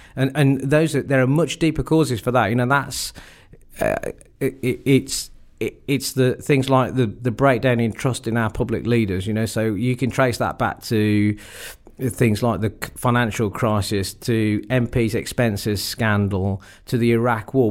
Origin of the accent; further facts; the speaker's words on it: Wolverhampton, West Midlands, United Kingdom; I was born and brought up in Wolverhampton